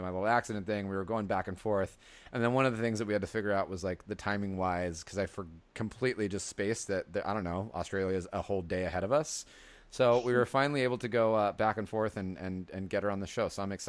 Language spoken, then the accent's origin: English; San Diego, California, United States; now in San Francisco, United States; I'm originally from San Diego, and I live in San Francisco